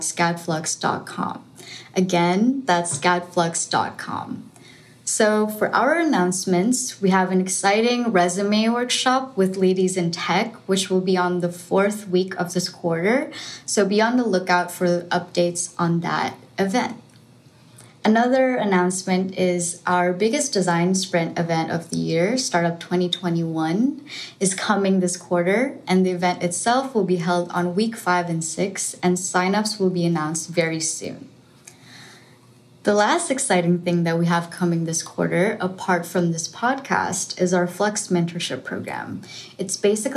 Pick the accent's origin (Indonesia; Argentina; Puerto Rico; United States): Indonesia; Jakarta; moved away; I'm originally from Jakarta, Indonesia